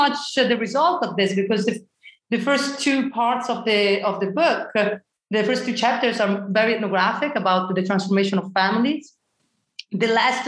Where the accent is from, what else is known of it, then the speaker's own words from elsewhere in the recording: Italy; moved away; I come from Italy originally